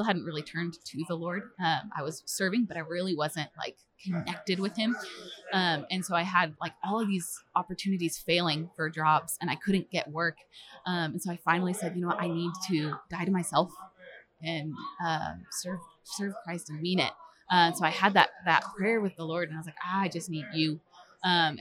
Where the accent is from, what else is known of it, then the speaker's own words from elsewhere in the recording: Springfield, Missouri, United States; I'm from Springfield, Missouri, and I'm our children's pastor at North Point Church at our Springfield location